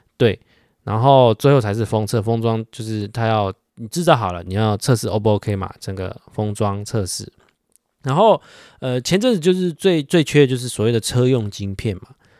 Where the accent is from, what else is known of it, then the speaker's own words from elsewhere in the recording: Taiwan; 身为台湾人的一个情感大于法律的那种心态